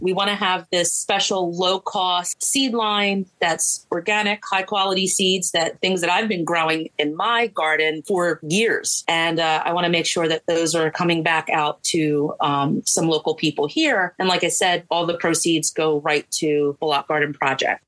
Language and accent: English; New Jersey, United States; I'm from Jersey.